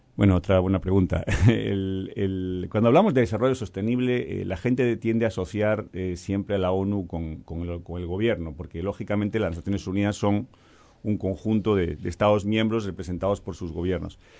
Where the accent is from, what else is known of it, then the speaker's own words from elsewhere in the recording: Galicia, Spain; now in Uruguay; yo vengo de Galicia, soy gallego